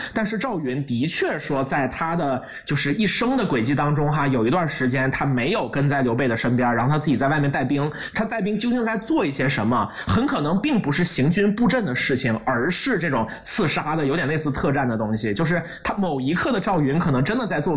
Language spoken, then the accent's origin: Chinese; China; 我们是作为中国人